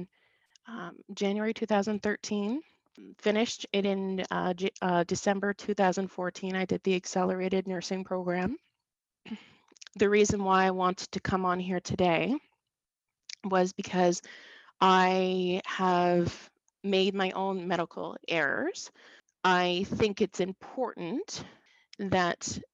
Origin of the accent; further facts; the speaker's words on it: Saint John, New Brunswick, Canada; I grew up in St. John, New Brunswick, on the kind of the outskirts of the city.